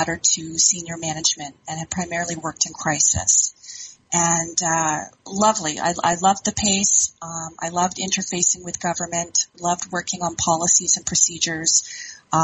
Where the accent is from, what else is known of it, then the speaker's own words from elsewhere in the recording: Ontario, Canada; moved away as an adult; also born or lived in Alberta; I'm originally from Ontario, had done a bit of a stint out in Alberta